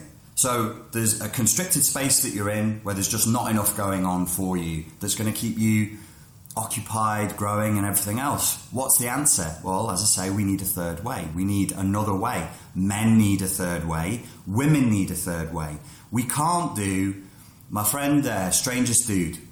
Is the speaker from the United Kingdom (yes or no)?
yes; England, United Kingdom; moved away; I'm British